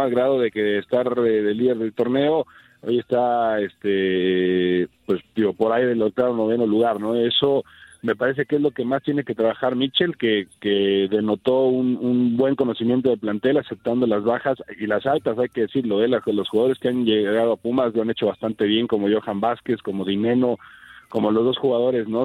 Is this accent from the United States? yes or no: no; Mexico